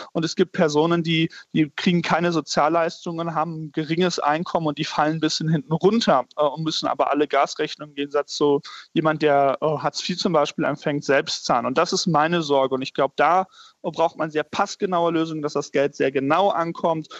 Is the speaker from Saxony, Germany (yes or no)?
no; North Rhine-Westphalia, Germany; in meinem Heimatbundesland Nordrhein-Westfalen